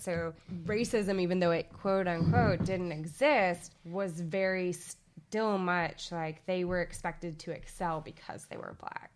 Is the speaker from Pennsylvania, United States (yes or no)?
no; Little Rock, Arkansas, United States; accent: Southern; moved away; if you haven't noticed by the accent, that has slipped out occasionally for me. I am from Little Rock, Arkansas, um, which is the South.